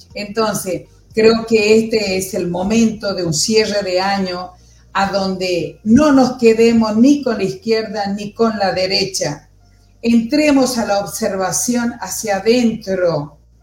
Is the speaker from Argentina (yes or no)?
yes; Argentina; nosotros también como, argentinos